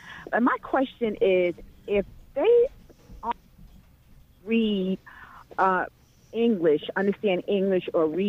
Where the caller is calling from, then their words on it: New Jersey, United States; I'm from Union County, New Jersey.